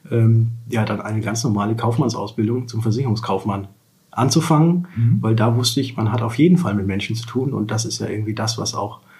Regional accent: Würzburg, Bavaria, Germany; als ich in die fünfte Klasse kam, sind wir nach Würzburg gezogen und deswegen fühle ich mich als Würzburger und bin, glaube ich, auch mittlerweile hier anerkannt, auch wenn ich nicht

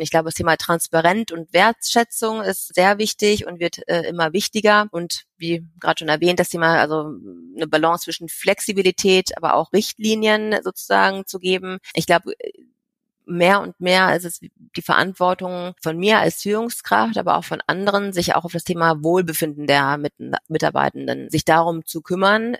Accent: Germany; moved away; ich komme aus Deutschland, bin halb Asiatin und habe ja in ein paar verschiedenen Ländern schon selber gelebt

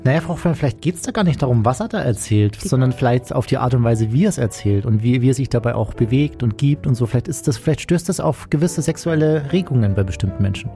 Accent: Chiemsee, Chiemgau, Bavaria, Germany; ich komme ähm, aus Bayern, vom Chiemsee im Chiemgau

